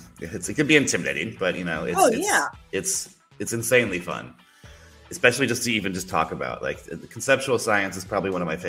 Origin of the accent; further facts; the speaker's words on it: Arizona, United States; moved away as an adult; also born or lived in Los Angeles, California; now in Austria; I grew up in the West Coast. I grew up in Arizona. I was actually born in Los Angeles, California.